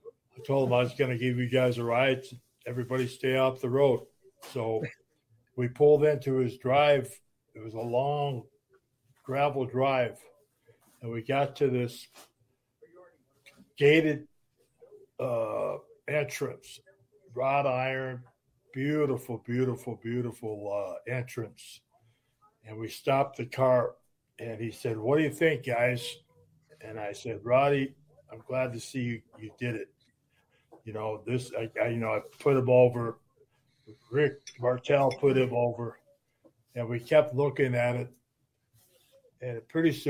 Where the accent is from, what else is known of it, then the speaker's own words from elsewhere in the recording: Minnesota, United States; also born or lived in Beaufort, South Carolina; Wasn't born in Michigan. I was born in Beaufort, South Carolina. Grew up in Minnesota